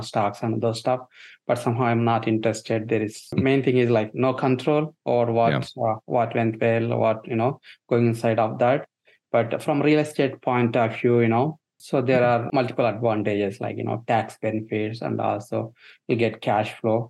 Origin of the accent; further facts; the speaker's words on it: India; moved away as an adult; now in United States; So I'm born and brought up in India, and I studied in India and worked a couple of years there in IT field and came to US around 2007.